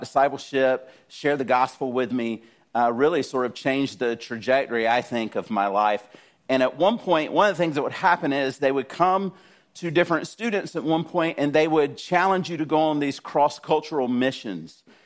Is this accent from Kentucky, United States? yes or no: no; South Georgia, United States; I grew up in South Georgia.